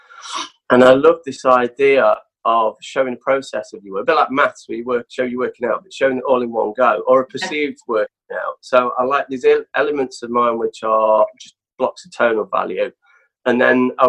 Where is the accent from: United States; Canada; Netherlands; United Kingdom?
United Kingdom; Nottingham, East Midlands; moved away; growing up in Nottingham